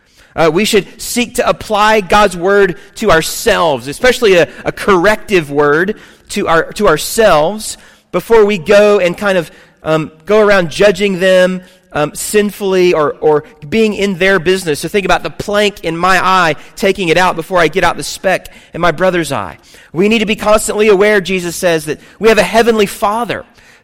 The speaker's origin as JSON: {"language": "English", "region": "the South", "country": "United States", "tie": "born or raised there", "said": "I grew up in the South"}